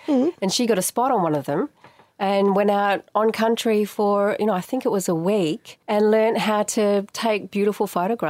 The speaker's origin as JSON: {"language": "English", "town": "Geraldton", "region": "Western Australia", "country": "Australia", "tie": "born or raised there", "also_born_or_lived": "Sydney", "moved": "yes", "said": "I grew up in Geraldton."}